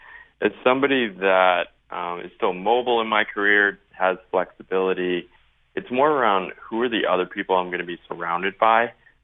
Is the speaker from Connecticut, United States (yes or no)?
yes; Connecticut, United States; So as background, I grew up, born and raised in Connecticut, went to the University of Connecticut, so proud, definitely proud of the state